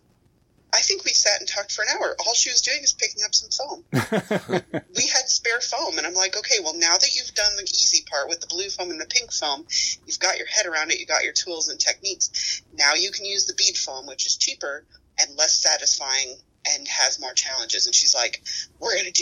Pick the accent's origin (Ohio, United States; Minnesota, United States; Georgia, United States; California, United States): Minnesota, United States; we are from Minnesota here